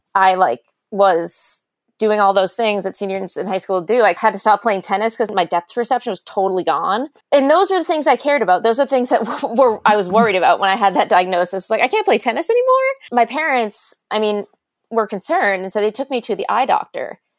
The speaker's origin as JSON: {"language": "English", "area": "South Shore", "region": "Massachusetts", "country": "United States", "also_born_or_lived": "Fairfax County, Virginia / New York", "said": "I'm from the South Shore, Massachusetts. I now live on the North Shore"}